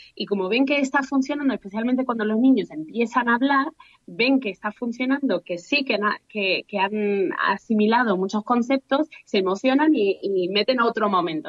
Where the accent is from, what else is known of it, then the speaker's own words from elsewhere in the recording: Australia; also born or lived in Spain; now in Madrid, Spain; soy de Australia, de padre mm, español